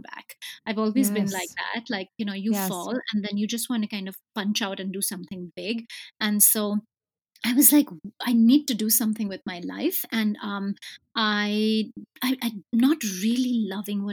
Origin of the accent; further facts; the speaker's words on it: India; I grew up in India